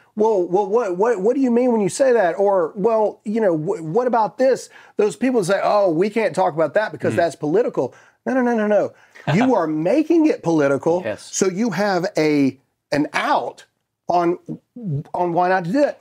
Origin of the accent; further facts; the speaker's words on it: United States; I am a Christian before I'm an American